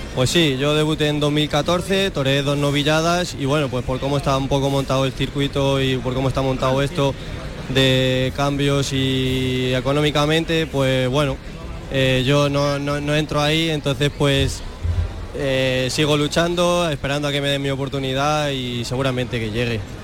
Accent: Salamanca, Castile and León, Spain; moved away; also born or lived in Andalusia; yo nací en Salamanca y me hice un poquito de la escuela de Salamanca

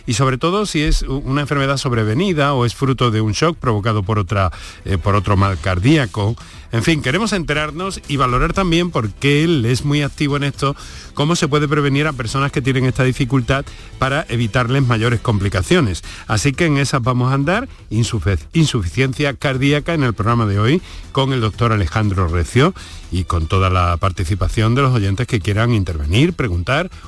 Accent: Córdoba, Andalusia, Spain; como nací en Santa Marina, tú sabes, hasta que no hay 43 por lo menos no me despierto de la siesta.

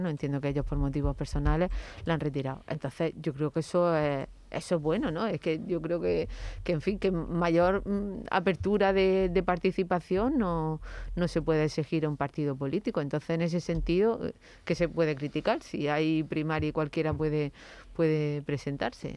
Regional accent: Andalusia, Spain; ciudadana andaluza

